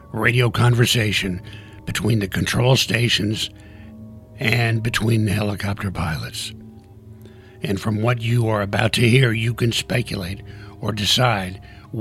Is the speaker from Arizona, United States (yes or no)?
yes; Tucson, Arizona, United States; Tucson, Arizona, my hometown where I'm recording this podcast